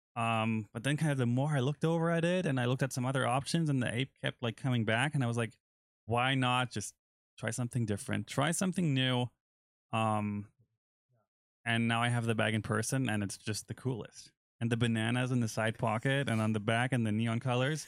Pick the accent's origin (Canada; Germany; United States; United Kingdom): Germany; moved away; my home country